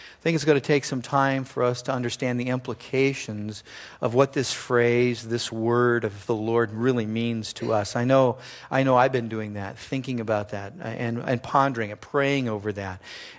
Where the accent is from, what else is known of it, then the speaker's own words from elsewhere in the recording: Simi Valley, California, United States; he pastors in the hometown I grew up in Simi Valley, California.